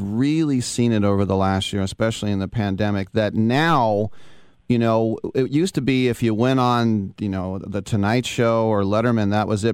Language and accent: English; California, United States; We're both from California